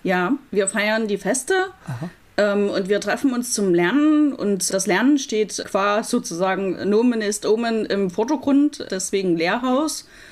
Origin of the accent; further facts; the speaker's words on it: Leipzig, Saxony, Germany; moved away as an adult; also born or lived in Los Angeles; wieder in meine Heimatstadt Leipzig zurückzugehen